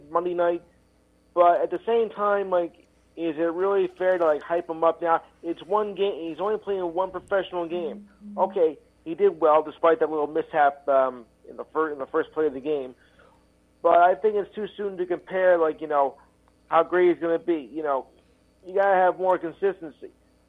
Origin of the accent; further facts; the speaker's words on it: New York, United States; I am from New York